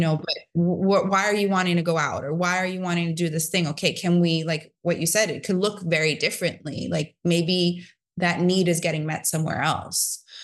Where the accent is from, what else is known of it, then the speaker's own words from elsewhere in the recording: New York City, New York, United States; I grew up in New York City in a time where it was like, yeah, it was kinda dangerous